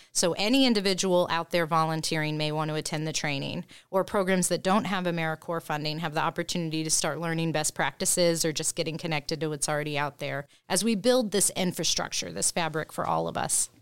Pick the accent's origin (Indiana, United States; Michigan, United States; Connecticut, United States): Indiana, United States; also born or lived in Topeka, Kansas; now in Jefferson City, United States; originally from Indiana